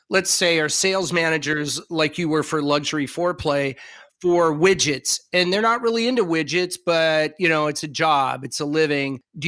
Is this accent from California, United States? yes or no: yes; Southern California, United States; I grew up in Southern California